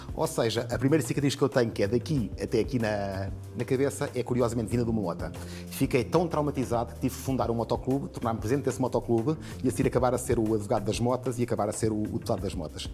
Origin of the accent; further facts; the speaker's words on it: Portugal; enquanto português